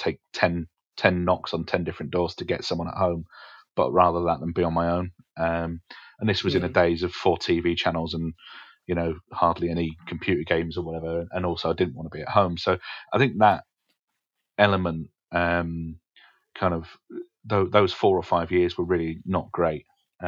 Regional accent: Essex, East of England, United Kingdom; also born or lived in Alexandria, Scotland; I was born in Scotland, but raised in Essex.

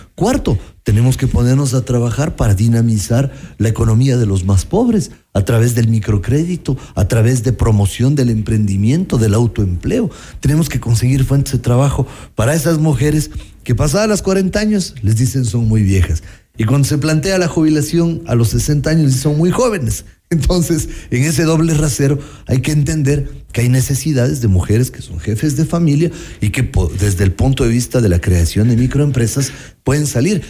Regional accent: Quito, Pichincha, Ecuador; presionar como quiteños

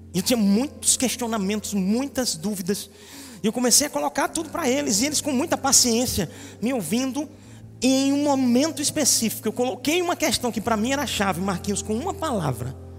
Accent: Recife, Pernambuco, Brazil; Mas eu sou de Recife

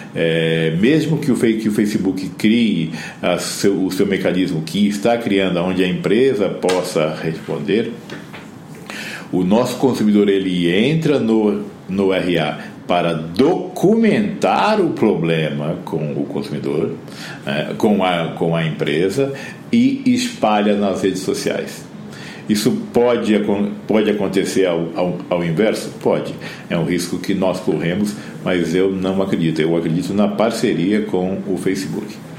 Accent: Campo Grande, Mato Grosso do Sul, Brazil; eu sou de Campo Grande, no Mato Grosso do Sul

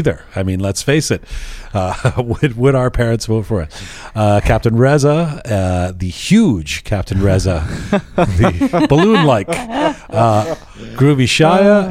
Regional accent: Canada; I'm Canadian

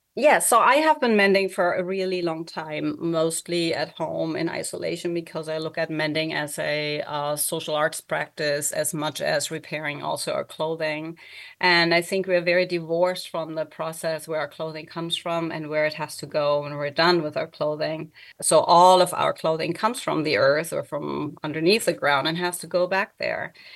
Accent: Germany; English is a second language; moved away; I also don't live in Germany where I was born and grew up

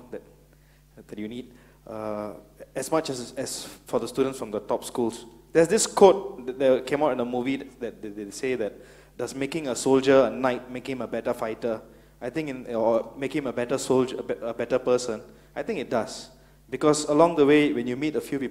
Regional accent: Singapore; I'm Singaporean, Indian, heterosexual male, civil servant.

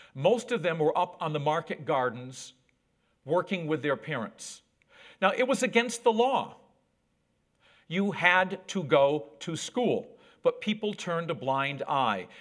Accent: Whitehall, New York, United States; accent: American; moved away as an adult; also born or lived in Borneo / Central Australia; now in New Zealand; I grew up on a dairy farm. That's my hometown of Whitehall, New York, not far from the Canadian border.

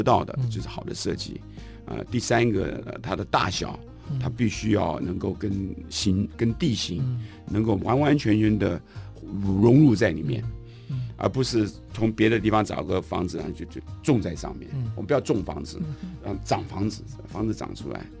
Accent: Taipei, Taiwan; now in Taitung, Taiwan; 尤其我是外省人，嗯，我们家好羡慕我的同学有阿公阿嬷，羡慕你可以回台东。我那时候没有，都在台北，也没有亲戚朋友

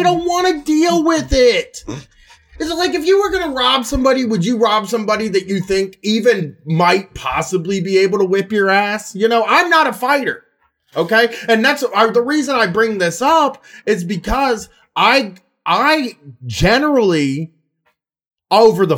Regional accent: Columbus, Ohio, United States; I'm from South End people

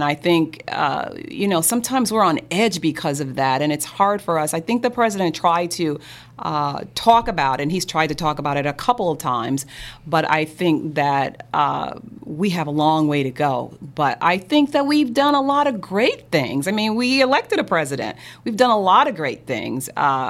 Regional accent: St. Louis, Missouri, United States; I grew up in St. Louis, yeah.

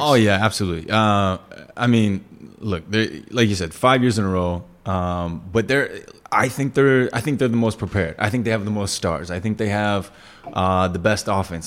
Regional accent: Texas, United States; moved away as an adult; now in Singapore

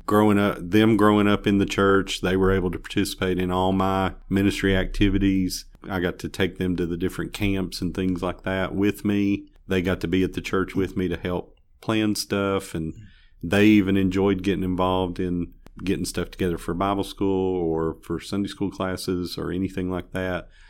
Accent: Bristol, Tennessee, United States; moved away as an adult; also born or lived in Chicago; now in Greenville, United States; Well, I'm originally from Tennessee, from up around Bristol, and, uh, graduated, uh, high school up there in eighty-six

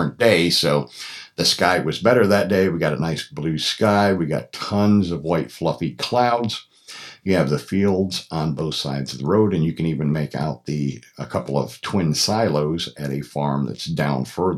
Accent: Troy, Pennsylvania, United States; moved away as an adult; now in Atlanta, United States; I grew up in Troy, which is just about, 12 or 15 miles from Fassett.

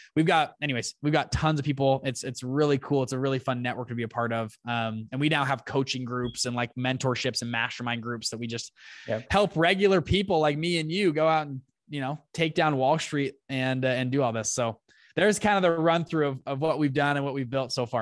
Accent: Salt Lake City, Utah, United States; also born or lived in Taiwan; I'm from Salt Lake City, Utah

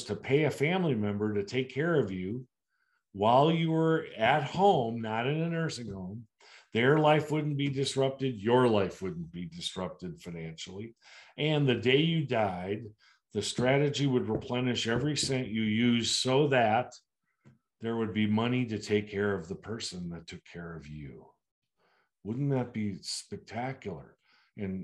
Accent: United States

